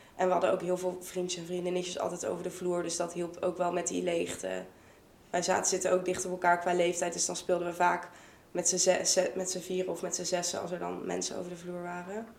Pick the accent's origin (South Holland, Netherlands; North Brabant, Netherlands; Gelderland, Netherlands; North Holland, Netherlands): North Brabant, Netherlands; Vught; moved away as an adult; now in Leiden, Netherlands; Ik kom uit Vught. Ik woon inmiddels in Leiden.